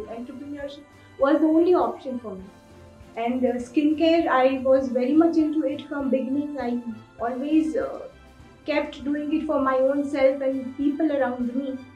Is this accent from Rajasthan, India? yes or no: yes; Udaipur, Rajasthan, India; Basically, I'm from Udaipur, settled in Udaipur.